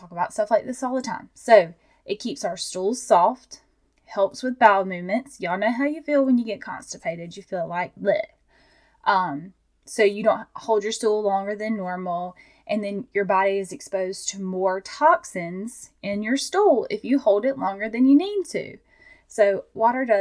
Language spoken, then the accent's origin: English; Georgia, United States; I'm from Georgia